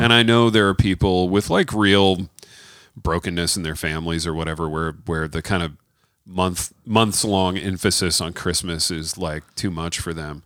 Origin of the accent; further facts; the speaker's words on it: United States; being an American